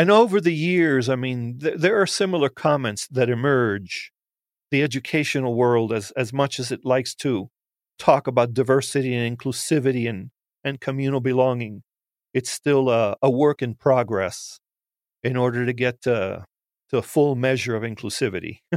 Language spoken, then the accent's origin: English; United States; I'm Cuban American. I'm, uh, first generation, first born. I can honestly say I was made in Cuba, but born in the United States.